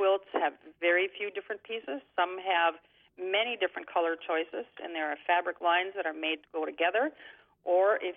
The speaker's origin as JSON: {"language": "English", "area": "Gatzke", "region": "Minnesota", "country": "United States", "tie": "born or raised there", "lives_now": "Thief River Falls, United States", "said": "I was born actually in Thief River Falls. I was raised in Gatsky, Minnesota."}